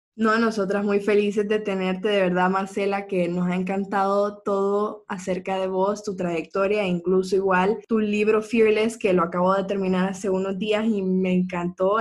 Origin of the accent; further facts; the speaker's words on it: Honduras; somos mujeres hondureñas